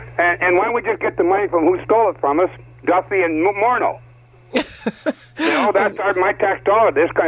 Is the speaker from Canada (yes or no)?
yes; Windsor, Ontario, Canada; now in Brampton, Canada; I'm from Windsor.